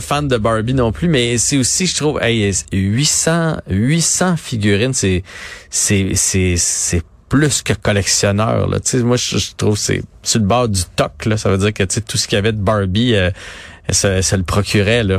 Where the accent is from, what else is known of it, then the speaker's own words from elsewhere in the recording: Trois-Rivières, Quebec, Canada; je viens de la Mauricie, à Trois-Rivières